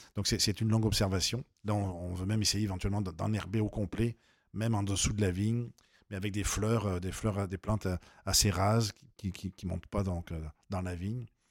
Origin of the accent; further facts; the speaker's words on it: Avignon, Provence-Alpes-Côte d'Azur, France; moved away as an adult; also born or lived in Costières de Nîmes; now in Quebec, Canada; à Avignon, dans ma ville d'origine